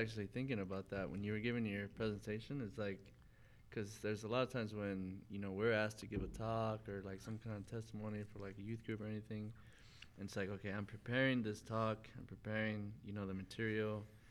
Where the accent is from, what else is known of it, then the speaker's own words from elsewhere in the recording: Amarillo, Texas, United States; moved away; It's my hometown